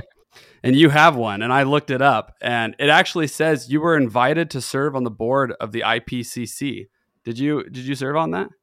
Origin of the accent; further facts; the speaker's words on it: Tri-Cities, Washington, United States; I'm born in Washington. I'm from the Tri Cities.